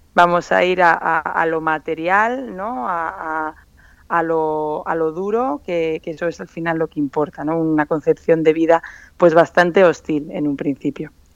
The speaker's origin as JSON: {"language": "Spanish", "town": "San Sebastián", "region": "Basque Country", "country": "Spain", "also_born_or_lived": "Macau", "moved": "yes", "lives_now": "Madrid, Spain", "said": "volver a mi tierra"}